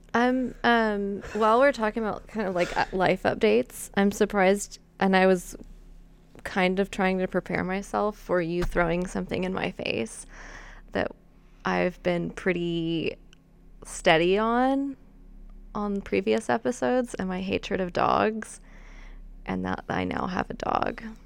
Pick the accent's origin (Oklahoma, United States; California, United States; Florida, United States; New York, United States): Oklahoma, United States; Wichita Mountains; I grew up six miles outside of the Wichita Mountains